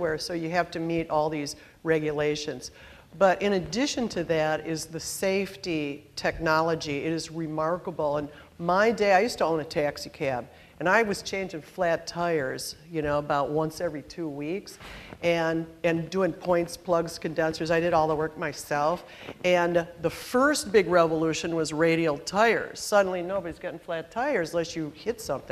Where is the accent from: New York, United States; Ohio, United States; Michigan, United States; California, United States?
Michigan, United States; Detroit; I was born in Detroit.